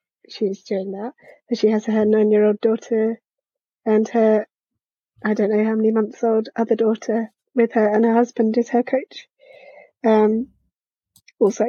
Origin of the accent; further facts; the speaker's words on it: United Kingdom; as a British person